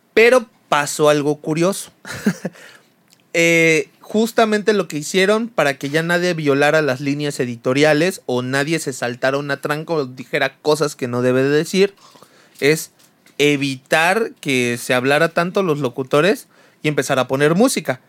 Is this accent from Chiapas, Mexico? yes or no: yes; Chiapas, Mexico; todos crecimos, al menos en Chiapas